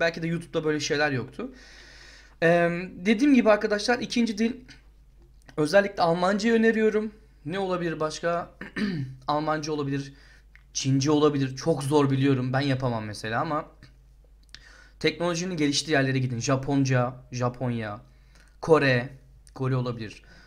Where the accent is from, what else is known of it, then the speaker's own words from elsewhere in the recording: Turkey; moved away; biz Türk olarak